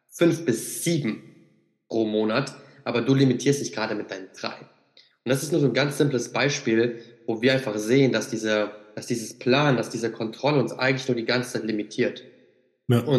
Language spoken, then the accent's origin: German; Siegen, North Rhine-Westphalia, Germany; Also ich bin jetzt gerade noch bis Ende Juni bin ich auf jeden Fall noch hier in Siegen, quasi mhm. in meiner Heimat.